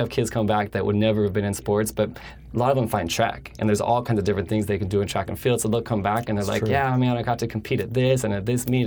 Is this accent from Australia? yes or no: no; just outside of Denver, between Denver and Boulder, Colorado, United States; moved away as an adult; now in California, United States; I grew up in Colorado. I grew up just outside of Denver, between Denver and Boulder